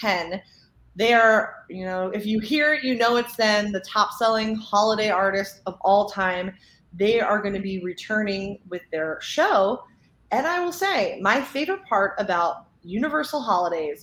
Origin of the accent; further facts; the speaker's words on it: Northeast, United States; moved away; we're from Northeast.